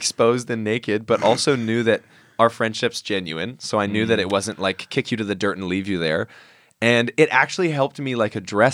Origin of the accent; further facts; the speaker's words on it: Vancouver, British Columbia, Canada; now in Australia; I'm from Canada. I'm from Vancouver. And generally in the circles I grew up